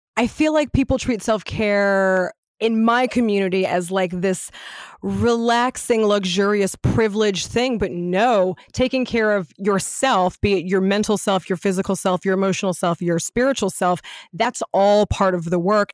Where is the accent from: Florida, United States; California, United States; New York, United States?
California, United States; Los Angeles; also born or lived in Ladera Heights, Los Angeles; I grew up in Venice in the nineties, before my parents moved to Ladera Heights